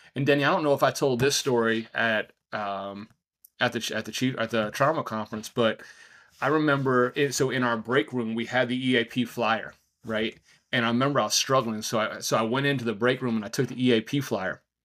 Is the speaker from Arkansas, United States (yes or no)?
no; outside of New York City, United States; also born or lived in Virginia Beach; now in New Hampshire, United States; growing up outside of New York City